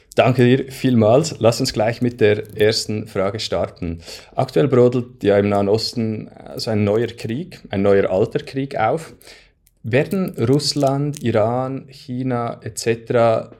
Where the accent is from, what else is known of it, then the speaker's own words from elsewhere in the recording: Switzerland; bei uns in der Schweiz